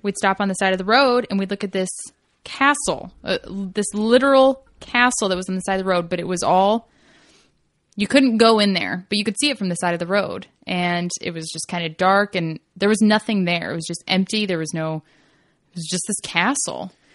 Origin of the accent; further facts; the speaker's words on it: Kentucky, United States; moved away; I grew up in Kentucky